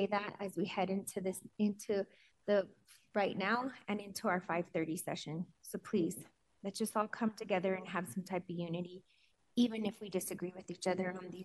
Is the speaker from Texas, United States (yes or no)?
no; Denver, Colorado, United States; I was born and raised in Denver